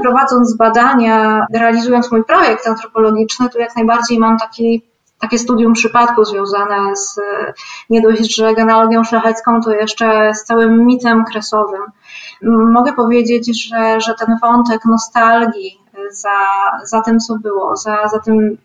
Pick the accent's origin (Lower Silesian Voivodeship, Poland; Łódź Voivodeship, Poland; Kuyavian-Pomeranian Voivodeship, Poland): Kuyavian-Pomeranian Voivodeship, Poland; Gąsawa; moved away as an adult; also born or lived in Kraków; Jestem bardzo związana z miejscem, z którym pochodzę, zresztą z Pałucką Gąsawą w powiecie żnińskim